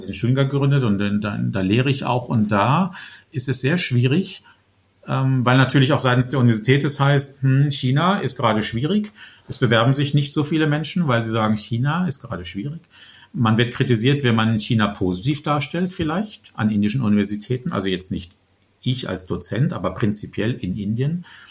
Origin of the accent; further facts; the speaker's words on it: Germany; als Deutsche